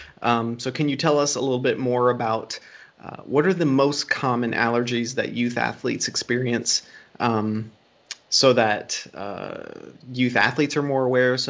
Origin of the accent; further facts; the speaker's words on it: Springfield, Dayton area, Ohio, United States; moved away; I'm originally from Ohio. I grew up around like the Springfield, Dayton area.